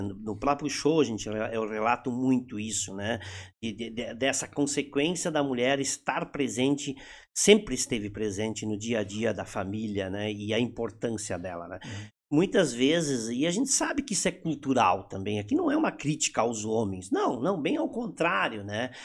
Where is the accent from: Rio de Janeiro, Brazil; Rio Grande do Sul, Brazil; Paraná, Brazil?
Rio Grande do Sul, Brazil; accent: German-Brazilian (Hunsrik) accent